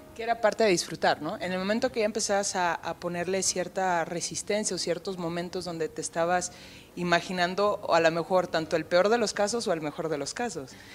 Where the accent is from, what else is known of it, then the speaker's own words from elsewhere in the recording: Mexico; como mexicanos